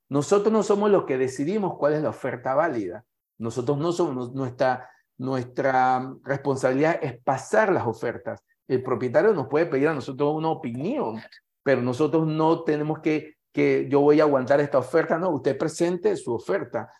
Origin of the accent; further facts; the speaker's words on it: Panama; como panameño y como profesional que participo en esta actividad